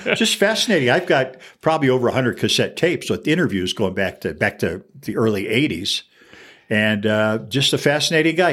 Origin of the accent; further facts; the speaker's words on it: Fraser, Michigan, United States; now in Albuquerque, United States; my hometown, Fraser, Michigan, which is famous for nothing, not even me